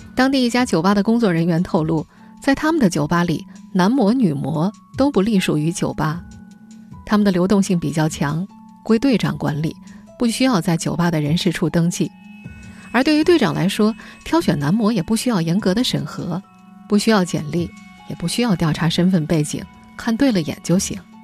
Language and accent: Chinese; China; 我们中国人